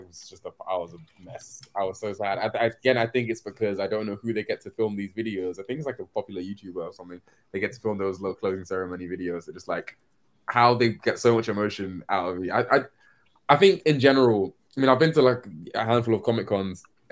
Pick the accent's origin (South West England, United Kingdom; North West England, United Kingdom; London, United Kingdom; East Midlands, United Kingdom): London, United Kingdom; my hometown of London, England